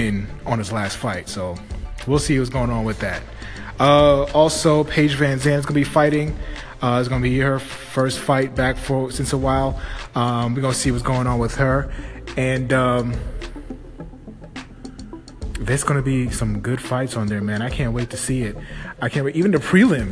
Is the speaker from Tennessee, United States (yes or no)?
no; New York, United States; I'm from New York